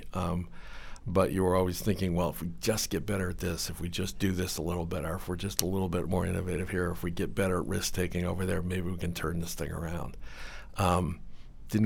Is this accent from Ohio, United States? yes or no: yes; Cleveland, Ohio, United States; I grew up in Cleveland, Ohio